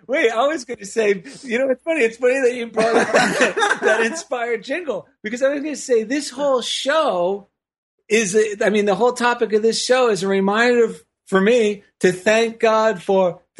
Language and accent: English; East Coast, United States; accent: East Coast; hamming up my East Coast accent so it would think of what I thought was New York